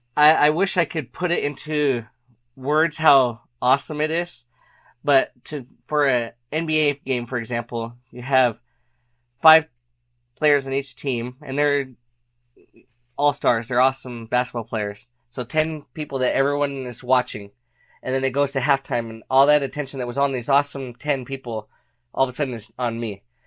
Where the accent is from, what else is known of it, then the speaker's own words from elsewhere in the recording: Arizona, United States; moved away; also born or lived in Utah; I happened to be living in Utah at the time. I am from Arizona, but I was in Utah